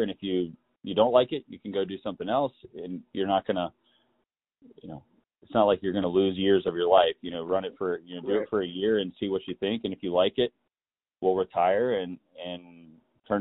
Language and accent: English; Raleigh, North Carolina, United States; from Raleigh, North Carolina